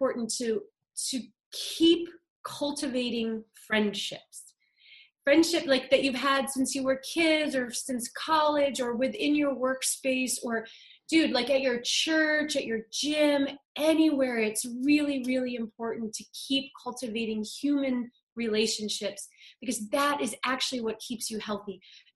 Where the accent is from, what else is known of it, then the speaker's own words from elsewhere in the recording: Ohio, United States; also born or lived in New England / Arizona; now in California, United States; I grew up in Ohio.